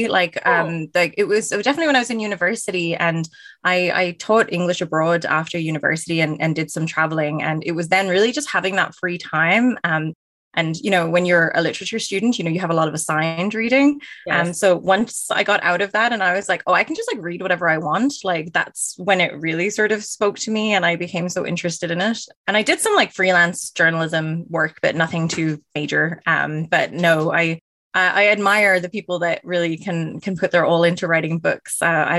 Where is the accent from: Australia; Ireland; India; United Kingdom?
Ireland; now in Canada; And I am originally from Ireland, which is why the accent is a little bit all over the place, but I've been in Canada now for almost 10 years.